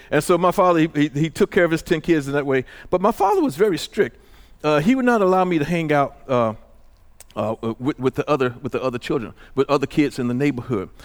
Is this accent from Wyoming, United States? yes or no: no; Illinois, United States; moved away; also born or lived in Santa Ana; I left home from in Illinois